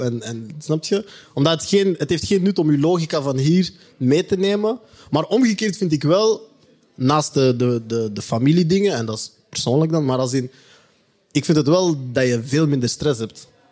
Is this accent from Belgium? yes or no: yes; Belgium; wij die hier geboren zijn